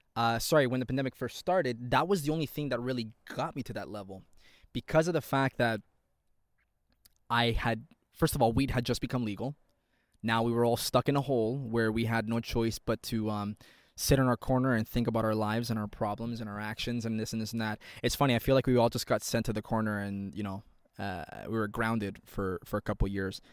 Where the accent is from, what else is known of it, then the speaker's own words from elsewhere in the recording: Toronto, Ontario, Canada; I'm from Toronto, Ontario, Canada